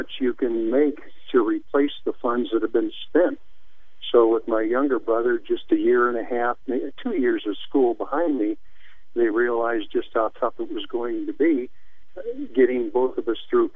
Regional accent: St. Louis, Missouri, United States; born or raised there

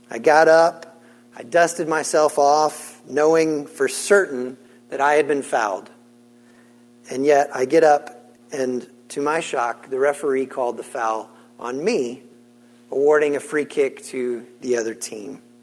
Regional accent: Senegal; Now, I grew up in West Africa. I grew up in the country of Senegal, which sits on the West African coast line, and my parents served as missionaries there.

